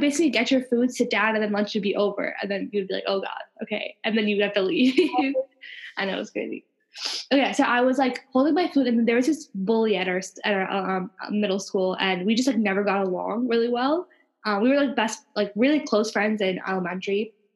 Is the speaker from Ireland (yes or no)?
no; Long Island, New York, United States; I was born and raised in New York, and as you can see, we're very New York like mm-hmm. nationality, and we were both on Long Island